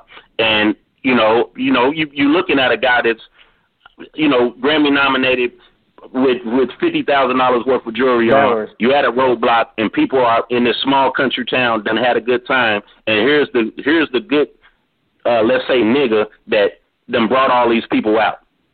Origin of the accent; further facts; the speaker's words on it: Oakland, California, United States; being that I am from Oakland and then became a celebrity